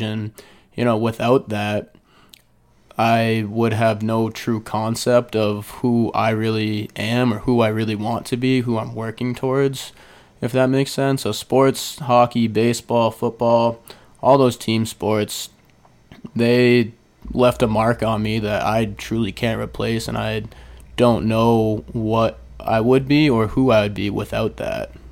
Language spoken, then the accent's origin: English; Falmouth, Massachusetts, United States; I was born and raised in Falmouth, Mass.